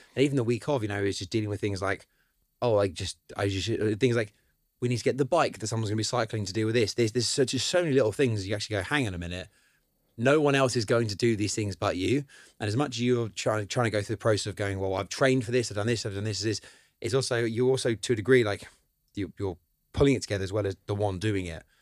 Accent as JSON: {"language": "English", "town": "Cambridge", "region": "East of England", "country": "United Kingdom", "tie": "born or raised there", "also_born_or_lived": "Madrid", "said": "I grew up around Cambridge"}